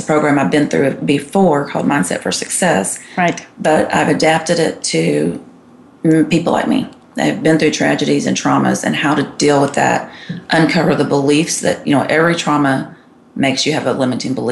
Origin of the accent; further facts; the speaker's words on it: Texas, United States; But so anyway, I grew up in Texas and here I am in Georgia.